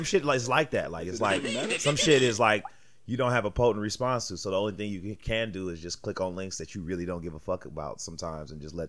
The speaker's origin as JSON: {"language": "English", "country": "United States", "said": "Sure, I'm a proud American."}